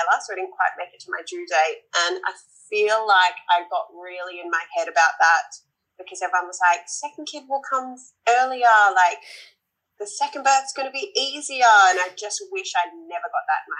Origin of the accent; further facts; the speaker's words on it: Wollongong, New South Wales, Australia; now in Western Australia, Australia; I am originally from the East Coast, from Wollongong, a little town just south of Sydney, but now I live in WA.